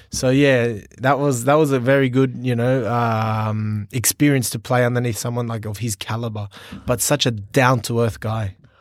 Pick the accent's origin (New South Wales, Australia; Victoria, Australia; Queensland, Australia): New South Wales, Australia; Sydney; moved away as an adult; now in Singapore; I was born in Sydney